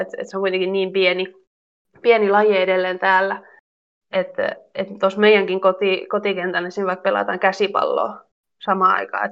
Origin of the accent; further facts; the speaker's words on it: Mynämäki, Southwest Finland, Finland; now in Switzerland; Siellä melkein koko suku asuu tai sen lähettyvillä.